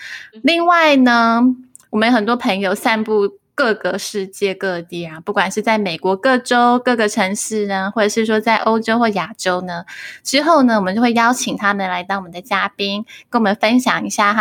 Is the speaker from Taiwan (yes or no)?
yes; Taiwan; accent: Taiwanese Mandarin; 我也会有一些是台湾国语的部分